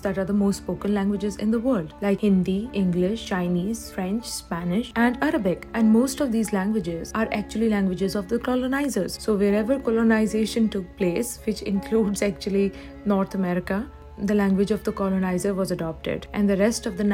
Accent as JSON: {"language": "English", "country": "Pakistan", "moved": "as an adult", "lives_now": "Canada", "said": "I'm currently an international student at Durham College. I'm originally from Pakistan, where I have been a journalist for quite some time."}